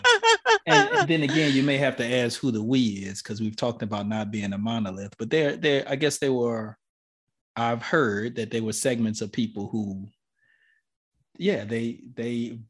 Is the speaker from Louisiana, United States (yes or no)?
yes; New Orleans, Louisiana, United States